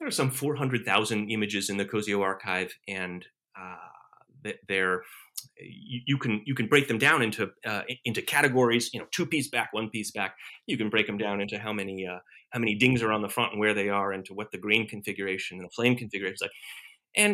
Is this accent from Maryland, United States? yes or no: no; Alexandria, Virginia, United States; I grew up in Alexandria.